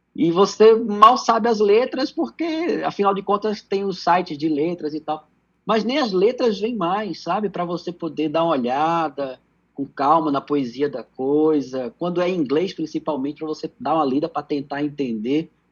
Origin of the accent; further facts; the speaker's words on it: Pernambuco, Brazil; also born or lived in Recife; eu morava em Recife, eu sou pernambucano